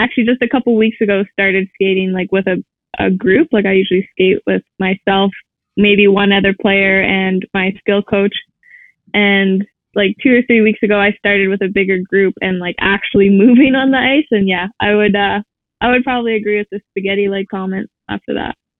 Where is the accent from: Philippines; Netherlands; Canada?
Canada; Saskatoon, Saskatchewan; I'm from Saskatoon, Saskatchewan